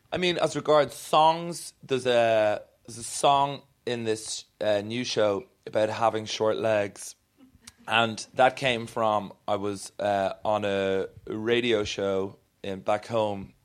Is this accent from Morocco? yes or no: no; Ireland; I am Irish